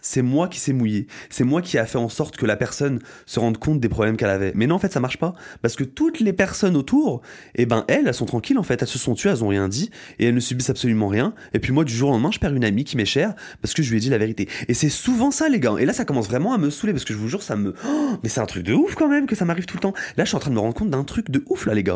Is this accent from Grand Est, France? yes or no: yes; Aube, Champagne-Ardenne, Grand Est, France; moved away as an adult; now in Paris, France; quand je revenais dans mon bled, dans mon bled qui est euh, dans l'Aube, Champagne-Ardenne représente la Champagne-Ardenne en fait. Bah, je revoyais mes amis d'enfance